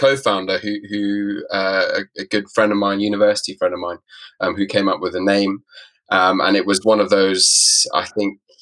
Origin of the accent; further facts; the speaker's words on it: Nairobi, Kenya; also born or lived in South Africa / Middle East; now in London, United Kingdom; I am originally from Kenya, Nairobi, Kenya. I was born in Nairobi and spent a lot of my early years in East Africa